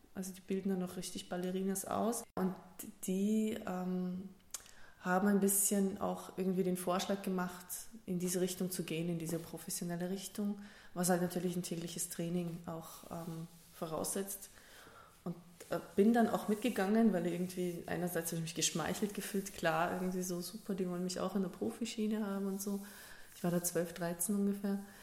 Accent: Germany; moved away as an adult; also born or lived in Kazakhstan; now in Linz, Austria; geboren bin ich in Kasachstan, zum Stück weit auch aufgewachsen, bis im Alter von sieben Jahren ungefähr. Und dann sind wir mit der gesamten Sippschaft nach Deutschland ausgewandert

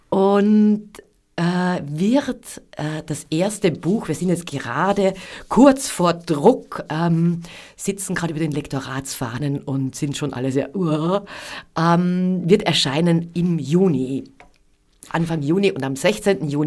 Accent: Upper Austria, Austria; born there; Ich bin gebürtige Innviertlerin und im Innviertel hat jedes Haus einen Namen.

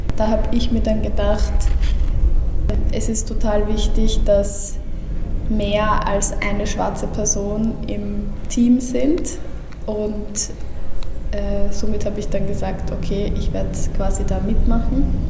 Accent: Austria; ich bin geboren und aufgewachsen in Österreich

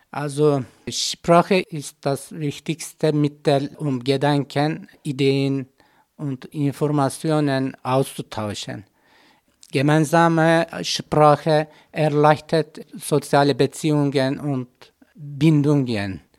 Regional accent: Turkey; German is a second language; moved away as an adult; now in Götzis, Austria; Ich komme aus der Türkei. Ich bin verheiratet. Wir sind vierköpfige Familie. Ich wohne in Götzis in Vorarlberg.

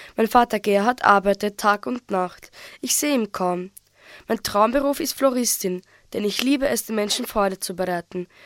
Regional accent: Großfeldsiedlung, Vienna, Austria; Ich komme aus der Großfeldsiedlung, aber derzeit wohne ich in einem Internat.

